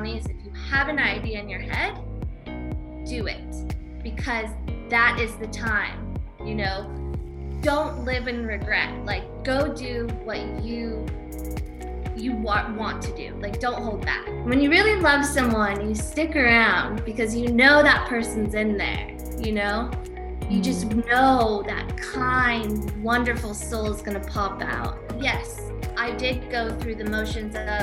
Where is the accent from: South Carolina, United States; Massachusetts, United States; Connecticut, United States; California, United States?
California, United States; moved away as an adult; now in Wicklow, Ireland; I am originally from California, lived all around California. Then I moved to Ireland